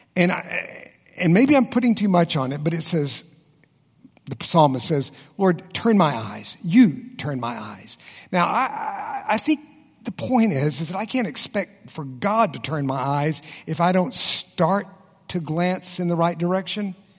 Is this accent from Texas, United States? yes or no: yes; Texas, United States; I was born and raised in Texas, and I can be as competitive as any Texan in the room.